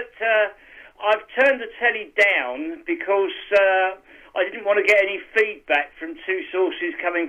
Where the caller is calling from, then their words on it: Kent, South East England, United Kingdom; from Kent.